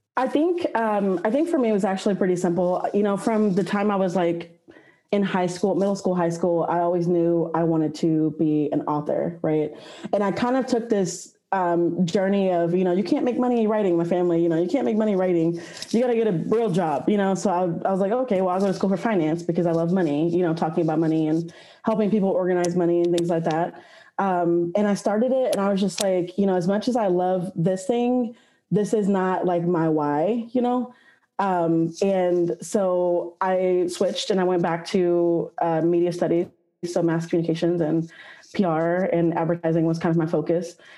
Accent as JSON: {"language": "English", "town": "Austin", "region": "Texas", "country": "United States", "tie": "born or raised there", "said": "I was born and raised in Austin, Texas, where I currently live"}